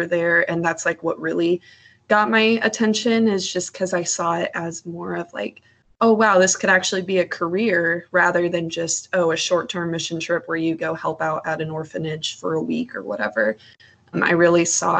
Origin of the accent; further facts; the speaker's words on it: Iowa, United States; moved away as an adult; also born or lived in Nebraska; now in Indiana, United States; I'm originally from Iowa, but I've kind of just been living, like in Nebraska for the last 4 years. Currently, I'm in Indiana